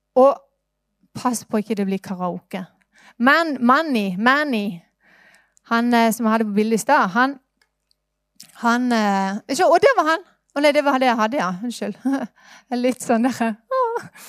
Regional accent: Norway; Jeg ble født i Norge

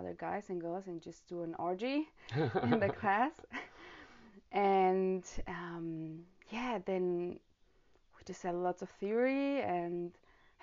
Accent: Romania; now in Germany; I live currently in Germany. I'm from Romania

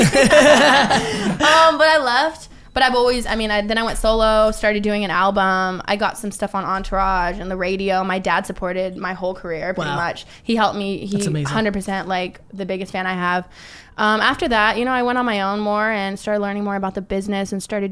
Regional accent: Sacramento, California, United States; now in Los Angeles, United States; I grew up in Sacramento and LA, split up home.

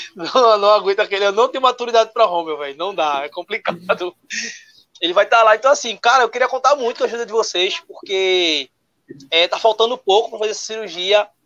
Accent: Recife, Pernambuco, Brazil; eu sou pernambucano, recifense

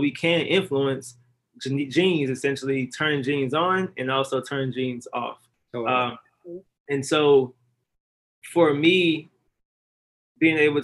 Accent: Mississippi, United States; I'm originally from Lahr, Mississippi

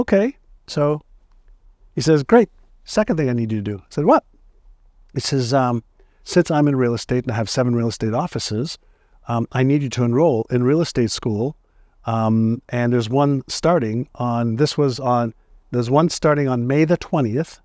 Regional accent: Montreal, Quebec, Canada; English is a second language; also born or lived in Tel Aviv, Israel; now in San Diego, United States; I was born in Tel Aviv, Israel, and my parents were tired of the war in Israel, and they wanted to just raise my brother, my sister, and I in a place that didn't have wars. And because my father and mother both spoke French, they decided Montreal

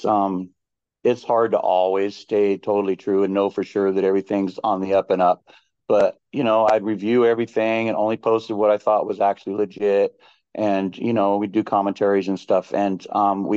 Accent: Lake County, Northern California, United States; I'm from Lake County in Northern California.

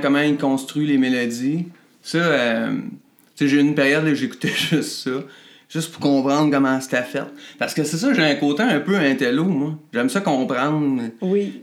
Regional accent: Drummondville, Quebec, Canada; Je jouais dans plein de bandes par chez nous à Drummond

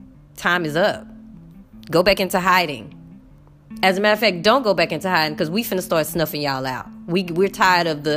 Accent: United States; moved away; I'm American

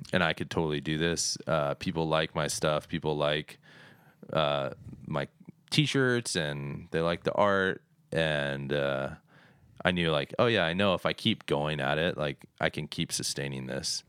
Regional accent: Phoenix, Arizona, United States; I was born and raised in Phoenix

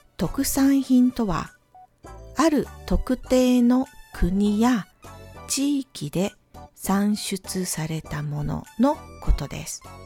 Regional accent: Ehime, Japan; moved away; 私の地元 は愛媛県です

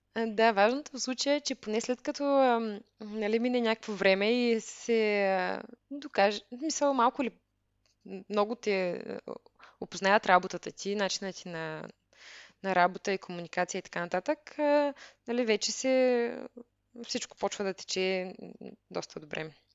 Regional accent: Veliko Tarnovo, Veliko Tarnovo Province, Bulgaria; moved away as an adult; also born or lived in Germany; по принцип съм от Велико Търново, като там учих

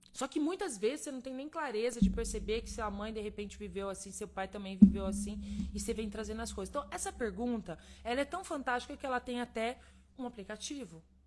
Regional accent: Minas Gerais, Brazil; eu sou mineira

